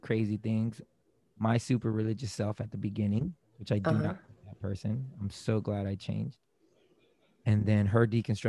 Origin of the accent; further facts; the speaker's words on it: Germany; now in Florida, United States; I was born and raised in Germany. My dad was in the military. When he retired, we retired in Florida.